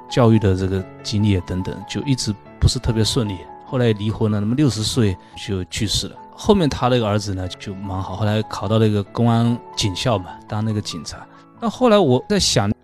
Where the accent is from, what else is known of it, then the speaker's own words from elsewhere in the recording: China; 我们中国人